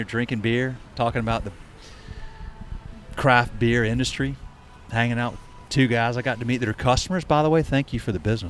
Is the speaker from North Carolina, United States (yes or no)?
yes; Charlotte, North Carolina, United States; I grew up in Charlotte. It's gotten too big for me.